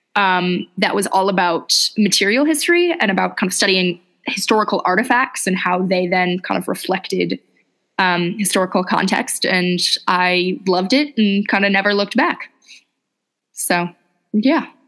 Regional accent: Los Angeles, California, United States; I'm originally from Los Angeles. And so I'd kind of grown up in a big city

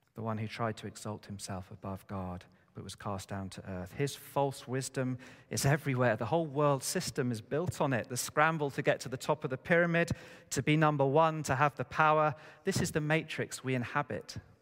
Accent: United Kingdom; us as British people

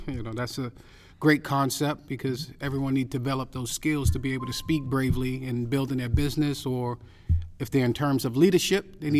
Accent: New York City, New York, United States; moved away as an adult; now in Orlando, United States; I'm from Brooklyn, New York.

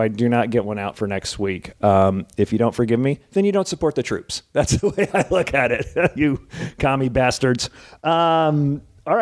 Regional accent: New Jersey, United States; moved away as an adult; now in California, United States; When I grew up in Jersey, I had the worst allergies ever

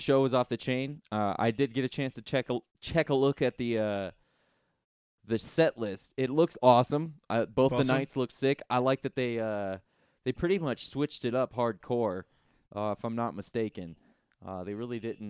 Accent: Florida, United States; I'm from Florida. It's a cocaine state

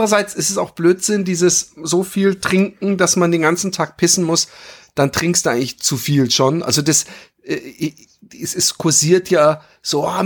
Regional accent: Baden-Württemberg, Germany; Als Schwabe ich finde, es, es, äh, ich finde, es, es gibt eine Menge, es gibt eine Menge äh

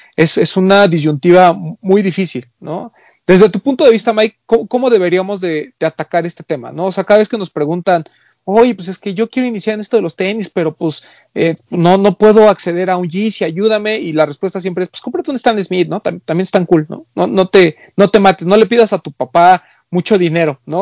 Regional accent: Mexico; como mexicano

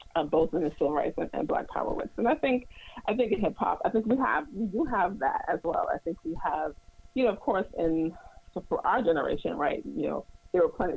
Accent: New York City, New York, United States; I'm also from Brooklyn

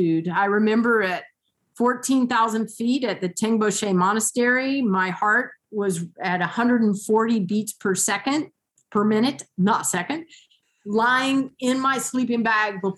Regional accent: Columbia, South Carolina, United States; moved away as an adult; now in Mosier, United States; I was born and raised in Columbia, South Carolina.

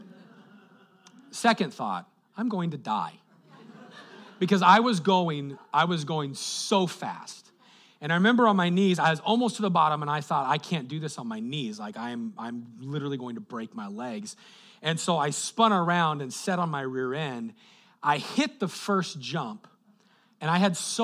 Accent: Colorado, United States; moved away; I grew up in Colorado.

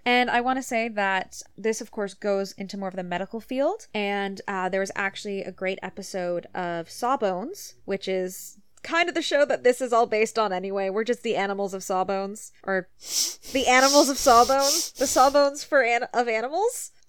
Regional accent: United States; now in Canada; I grew up in the United States

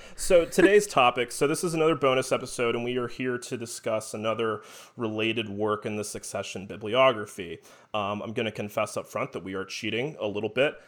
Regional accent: Alpharetta, Georgia, United States; where I grew up in Alpharetta, Georgia, which is like 30, 40 minutes north of Atlanta

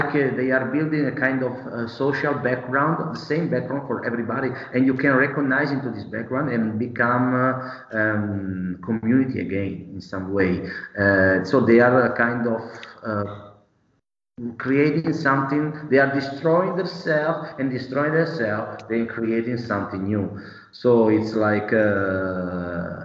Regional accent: Bergamo, Lombardy, Italy; I'm from Bergamo

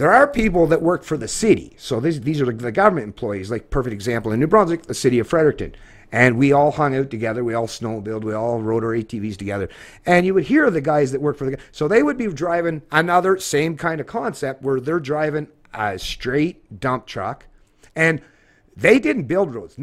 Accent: Scotland, United Kingdom; now in Canada; being a Scotsman

